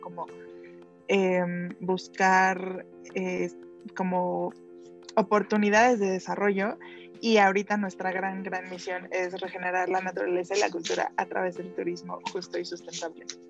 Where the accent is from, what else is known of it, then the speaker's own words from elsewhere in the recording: Mexico; soy orgullosamente mexicana